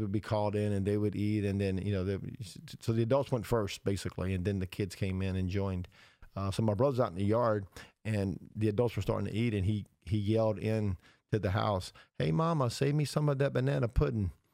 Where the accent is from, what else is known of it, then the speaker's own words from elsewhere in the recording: the South, United States; our boyhood memories of growing up in the South